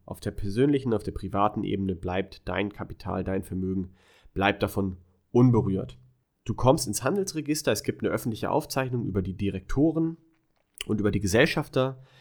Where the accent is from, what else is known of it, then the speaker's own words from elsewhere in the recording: Germany; moved away; als Deutscher sowieso jederzeit zurück nach Deutschland